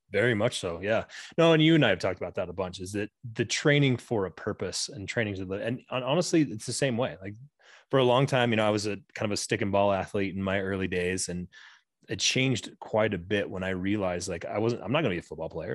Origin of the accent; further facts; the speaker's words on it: Southwest Colorado, United States; I grew up in Southwest Colorado